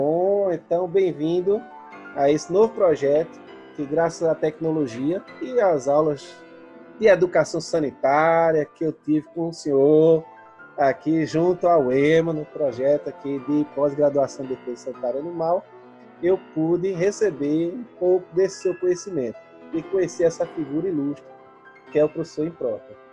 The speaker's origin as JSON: {"language": "Portuguese", "region": "Northeast Region", "country": "Brazil", "said": "eu sou do Nordeste"}